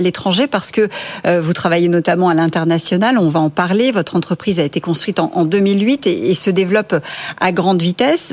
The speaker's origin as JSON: {"language": "French", "country": "France", "said": "chez nous en France"}